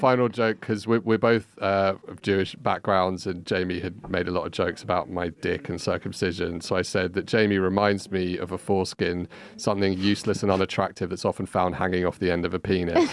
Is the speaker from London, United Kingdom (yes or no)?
yes; London, United Kingdom; moved away as an adult; now in Barcelona, Spain; I'm originally from London, uh, hence this accent.